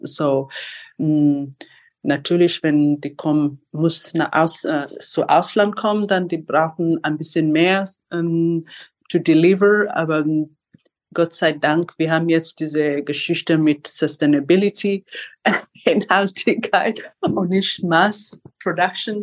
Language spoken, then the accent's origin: German; Kenya; German is a second language; now in Berlin, Germany; ich bin von Kenia geboren in Kenia